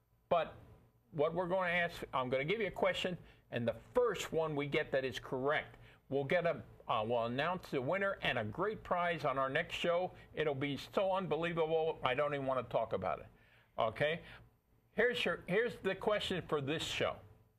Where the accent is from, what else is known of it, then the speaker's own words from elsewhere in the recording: Ireland; As you might notice, I'm Irish.